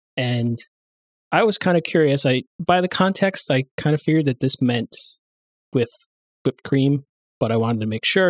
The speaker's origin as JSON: {"language": "English", "region": "New York area", "country": "United States", "said": "I'm from the New York area"}